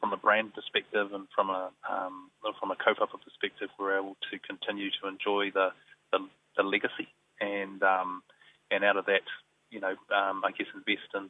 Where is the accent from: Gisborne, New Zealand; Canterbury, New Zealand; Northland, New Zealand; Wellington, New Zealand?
Gisborne, New Zealand; I'm from the three tribes of Gisborne, namely Rongowhakaata, Taitanga Mahaki and Ngaita Manuhiri, principally Rongowhakaata from Manatuke, born and bred in Gisborne.